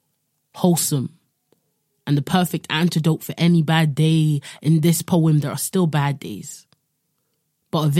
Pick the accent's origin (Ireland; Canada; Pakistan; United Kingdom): United Kingdom; London; also born or lived in Midwest, United States; growing up in London, also living in the Midwest in America for a bit